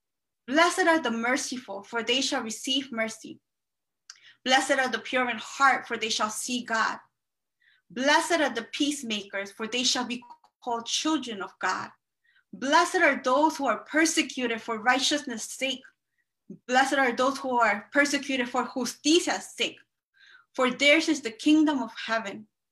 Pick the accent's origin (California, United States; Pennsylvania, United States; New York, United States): New York, United States; Elmhurst; I don't know much about Hempstead because I'm from Queens. But I'm also from Elmhurst